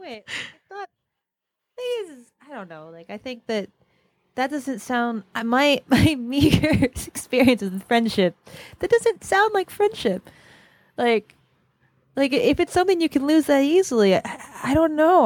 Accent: West Virginia, United States; now in Brooklyn, United States; we are from West Virginia

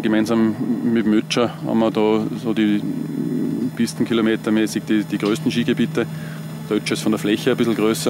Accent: Göstling an der Ybbs, Lower Austria, Austria; Eigentlich bin ich aus Gößlinger und, und bin im Steinbachtal aufgewachsen. Habe dort meine Kindheit verbracht

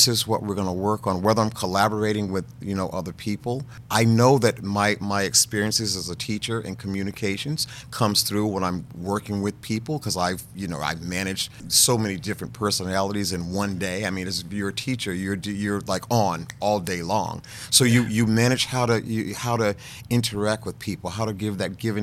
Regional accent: North Carolina, United States; born or raised there

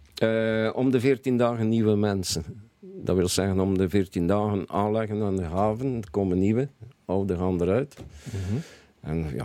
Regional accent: Bruges, Flanders, Belgium; moved away as an adult; now in Belgian coast, Belgium; geboren en getogen in Brugge.

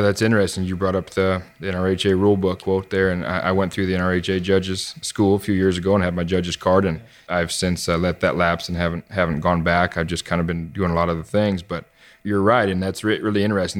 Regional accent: Kansas City, Missouri, United States; I grew up just north of Kansas City and Missouri

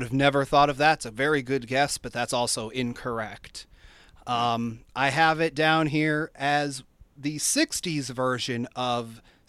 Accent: Pennsylvania, United States; I'm from Pennsylvania

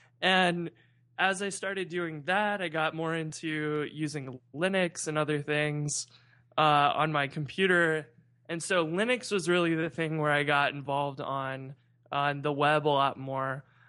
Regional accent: St. Louis, Missouri, United States; So I'm from St. Louis.

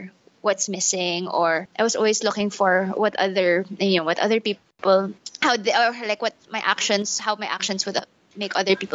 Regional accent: Manila, Metro Manila, Philippines; I'm full Filipino. I was born and raised here in Manila

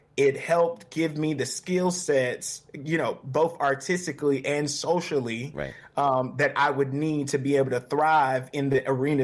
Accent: Charlotte, North Carolina, United States; Growing up in Charlotte has been a treat, man. You know, I grew up, my dad was a deacon in the Baptist church.

